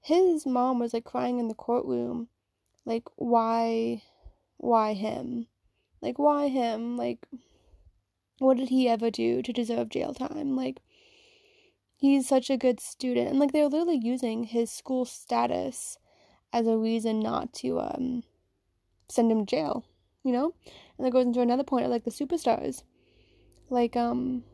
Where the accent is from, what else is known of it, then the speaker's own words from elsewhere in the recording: Virginia, United States; I'm from Virginia myself.